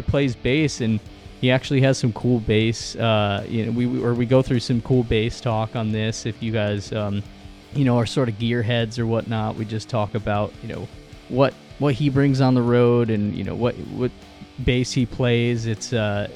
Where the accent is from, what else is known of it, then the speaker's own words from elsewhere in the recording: New York, United States; We're both from New York